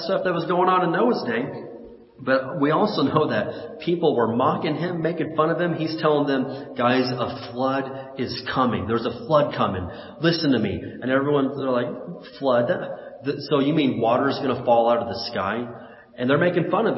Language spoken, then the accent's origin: English; Indiana, United States; when I was a kid growing up in Indiana